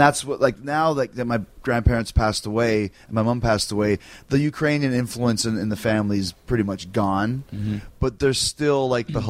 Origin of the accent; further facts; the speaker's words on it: Winnipeg, Manitoba, Canada; I grew up in Winnipeg in Canada